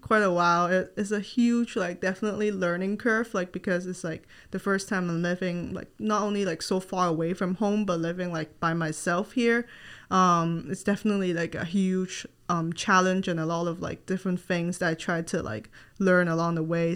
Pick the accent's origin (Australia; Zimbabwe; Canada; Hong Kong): Hong Kong; moved away as an adult; now in Gainesville, United States; I am not from the U S, and I moved here from Hong Kong when I was nineteen to start my college education.